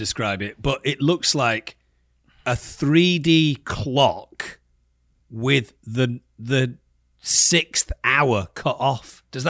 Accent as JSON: {"language": "English", "region": "England", "country": "United Kingdom", "said": "I mean, as a Brit, as an mm-hmm. Englishman, mm-hmm. I would like this with a cup of tea."}